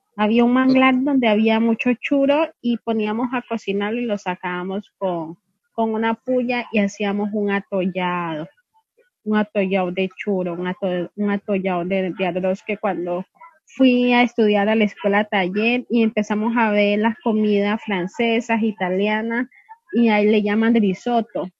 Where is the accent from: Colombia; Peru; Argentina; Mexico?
Colombia; Tumaco, Nariño; yo no soy de Cali, yo soy de Tumaco